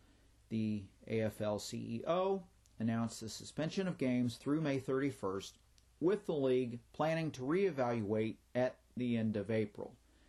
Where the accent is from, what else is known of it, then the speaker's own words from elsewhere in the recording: Richmond, Missouri, United States; a community with the same name as my hometown